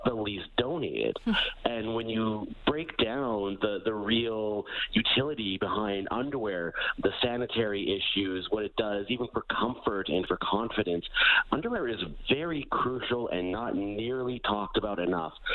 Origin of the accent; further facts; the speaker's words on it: Alberta, Canada; I'm born and raised in Alberta.